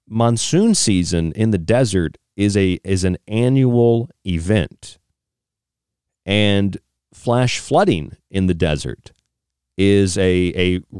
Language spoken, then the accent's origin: English; St. Pete Beach, Florida, United States; now in Arizona, United States; I'm from St. Pete Beach. I'm from the Gulf Coast